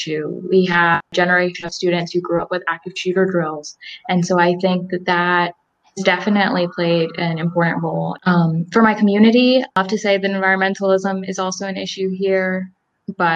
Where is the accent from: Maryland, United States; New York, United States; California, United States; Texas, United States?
Maryland, United States; Salisbury; also born or lived in Elizabethtown, Pennsylvania; I am from Salisbury, Maryland